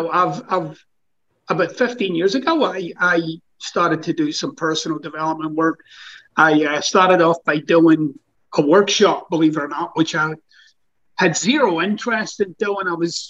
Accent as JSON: {"language": "English", "region": "Scotland", "country": "United Kingdom", "moved": "yes", "lives_now": "United States", "said": "Scottish, by the way, but it's close."}